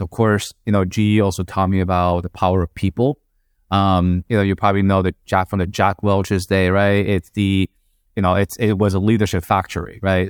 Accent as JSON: {"language": "English", "town": "Madrid", "region": "Community of Madrid", "country": "Spain", "tie": "born or raised there", "moved": "as an adult", "lives_now": "United States", "said": "I'm Chinese in terms of my nationality, but, um, grew up in Madrid"}